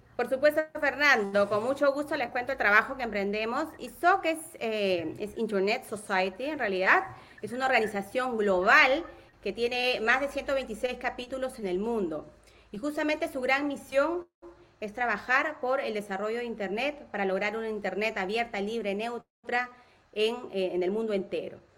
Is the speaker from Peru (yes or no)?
yes; Peru; Soy peruana, peruanísima